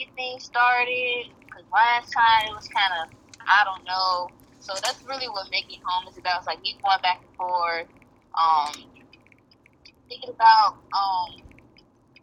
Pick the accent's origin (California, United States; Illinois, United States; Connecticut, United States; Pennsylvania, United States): Illinois, United States; Chicago suburbs; I wasn't really raised in the city of Chicago, but the suburbs